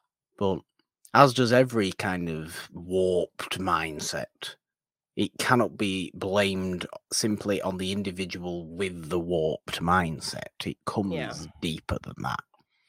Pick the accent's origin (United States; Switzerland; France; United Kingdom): United Kingdom; British people have our own kind of, we like to lord ourselves over everybody else kind of attitude sometimes.